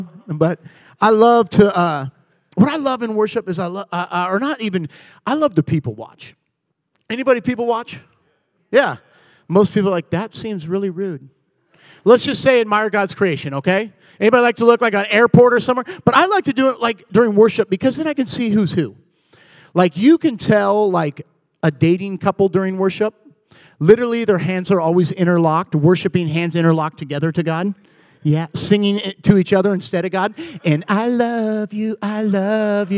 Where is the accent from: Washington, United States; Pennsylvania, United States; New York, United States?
Washington, United States; Puyallup; moved away as an adult; now in Thousand Oaks, United States; I am originally from Puyallup, Washington